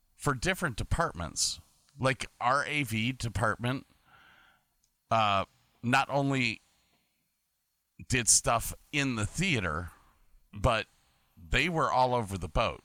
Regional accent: Medina, Ohio, United States; now in Woonsocket, United States; I'm originally from Medina, Ohio, but I live in Woonsocket right now

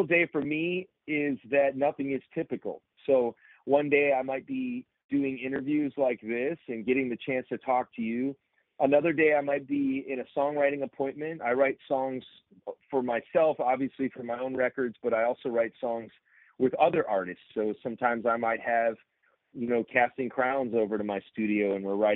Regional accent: Chicago suburbs, Illinois, United States; I was a preacher's kid growing up in the Chicago suburbs

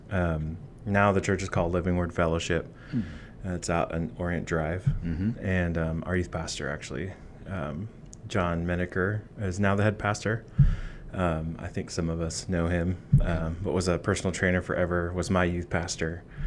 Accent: Boring, Oregon, United States; also born or lived in Eugene, Oregon; I actually grew up in Boring, Oregon. Um, I was technically born in Eugene

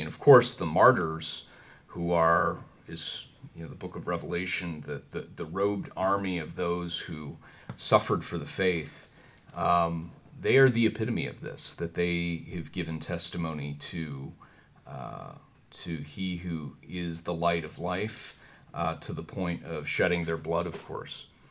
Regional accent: United States; I'm an American

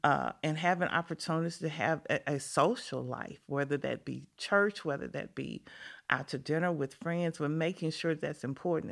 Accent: Memphis, Tennessee, United States; I grew up on a street called Exchange Street, right off of Poplar

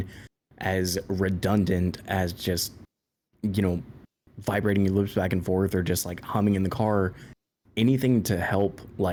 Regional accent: Midwest, United States; I'm from the Midwest

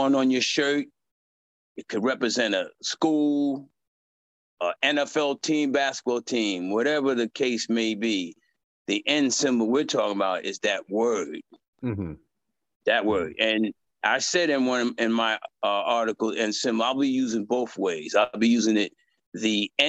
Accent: New York, United States; moved away as an adult; now in California, United States; I'm from New York, lived there all my life. And I moved to Cali

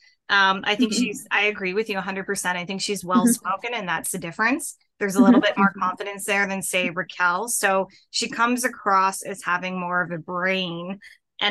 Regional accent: Canada; I'm Canadian

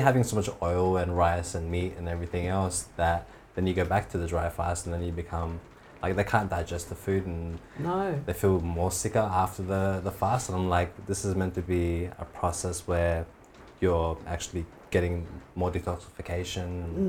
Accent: Afghanistan; now in Dubai, United Arab Emirates; No, Dubai. I'm from Afghanistan.

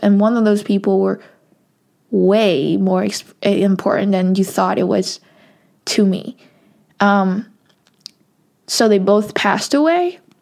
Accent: Hong Kong; I'm from Hong Kong

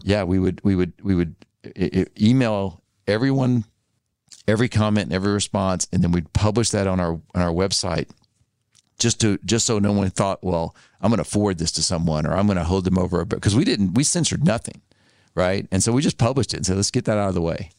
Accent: Arkansas, United States; moved away as an adult; also born or lived in Tennessee / Mississippi; I grew up in Arkansas

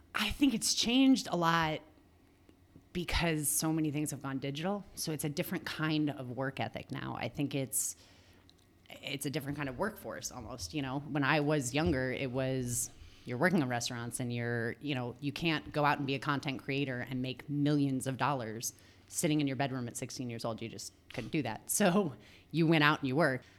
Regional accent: Long Island, New York, United States; moved away as an adult; also born or lived in Los Angeles / San Diego; I grew up in Long Island in New York

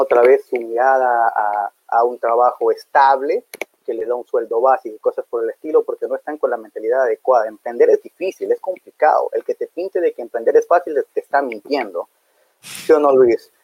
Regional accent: Ecuador; Soy de Ecuador, soy de segunda generación

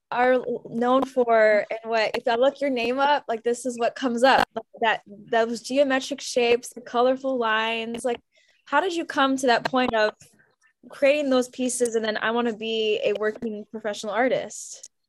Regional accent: Cleveland, Ohio, United States; I grew up in Cleveland

